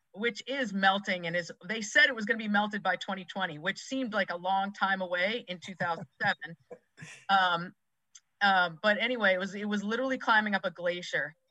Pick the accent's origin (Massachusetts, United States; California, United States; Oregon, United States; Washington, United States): Massachusetts, United States; moved away as an adult; also born or lived in suburbs of Philadelphia, Pennsylvania; now in Philadelphia suburbs, United States; i grew up in massachusetts i live mm-hmm. in the suburbs of philadelphia right now